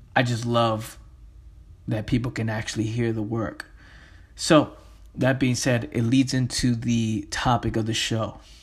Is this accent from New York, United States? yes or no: yes; New York City, New York, United States; Me growing up in the Bronx, in the inner city